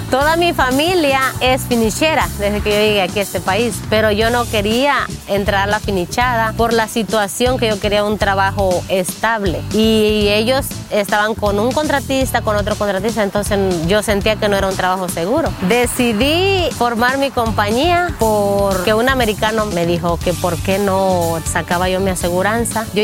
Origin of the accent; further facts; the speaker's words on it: Guerrero, Mexico; moved away as an adult; now in United States; Mi compañía se llama Padillas Construcción y soy de Guerrero, México.